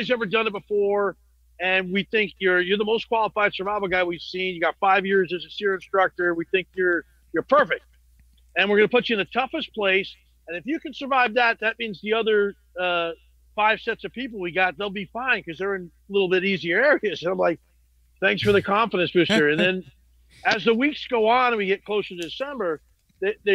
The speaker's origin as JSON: {"language": "English", "region": "New Jersey", "country": "United States", "tie": "born or raised there", "said": "North Jersey, Italian, pretty crazy Italian neighborhoods."}